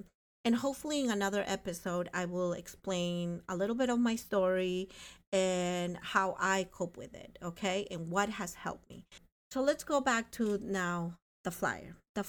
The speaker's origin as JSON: {"language": "English", "town": "North Plainfield", "region": "New Jersey", "country": "United States", "said": "I come from the Plainfields. Hello. Hello to the hood. North Plainfield. Go Canucks."}